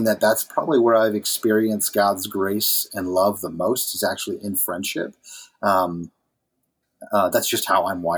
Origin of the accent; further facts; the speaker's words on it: New England, United States; moved away as an adult; also born or lived in Dixon City, Pennsylvania; now in New Hampshire, United States; I grew up in New England